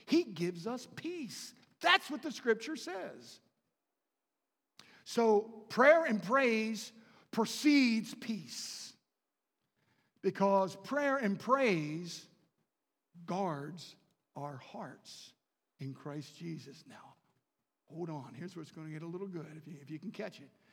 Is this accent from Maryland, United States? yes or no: yes; Baltimore, Maryland, United States; I was raised in Baltimore and right outside the city